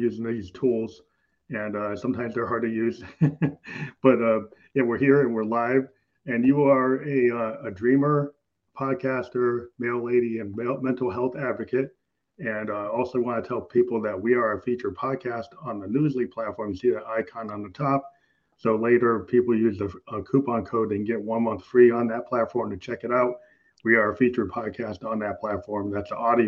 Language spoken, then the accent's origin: English; Massachusetts, United States; also born or lived in Japan; now in New Hampshire, United States; I'm talking to you from New Hampshire. So I've been a Northeastern kid. I was born in Mass